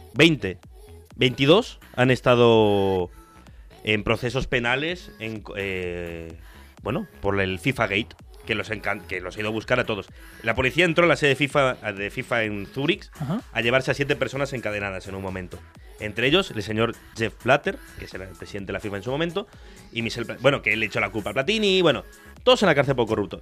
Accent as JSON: {"language": "Spanish", "country": "Argentina", "moved": "yes", "lives_now": "Spain", "said": "Yo soy argentino, pero todos los mundiales los he vivido aquí."}